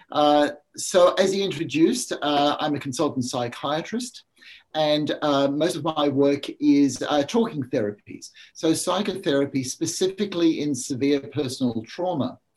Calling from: Sunshine Coast, Queensland, Australia; I'm beaming in from Australia, from a small place called the Sunshine Coast, which is on the east coast, just north of uh, Brisbane.

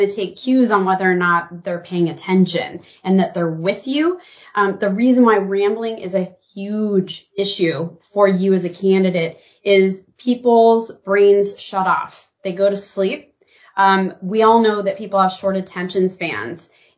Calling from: Portland, Oregon, United States; I am joining you from Portland, Oregon. Rainy Portland, Oregon.

